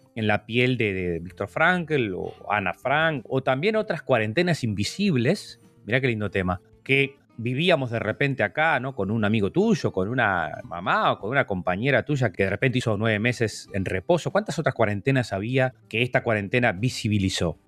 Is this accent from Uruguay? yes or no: yes; Uruguay; uno lo veía acá como uruguayo